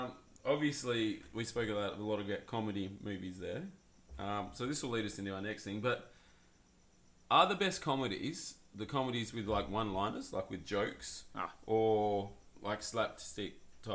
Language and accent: English; Australia; Because we're Australian.